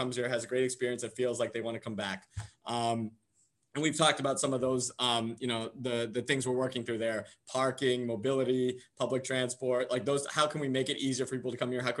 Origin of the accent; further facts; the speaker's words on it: San Diego, California, United States; moved away; I grew up in San Diego, California